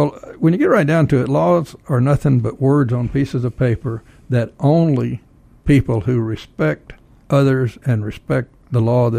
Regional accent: North Texas, United States; now in Georgia, United States; I'm not from Georgia. I'm from a little town in North Texas.

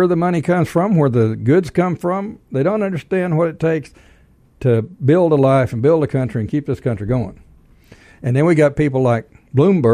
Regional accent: Texas, United States; moved away; I'm from Texas, and being from Texas

